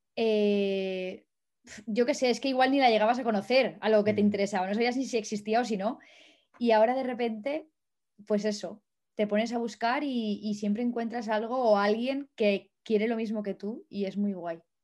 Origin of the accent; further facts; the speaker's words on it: Valencia, Valencian Community, Spain; moved away as an adult; also born or lived in Madrid / France / Germany; now in Czech Republic; yo soy de Valencia, no lo he dicho, pero soy de Valencia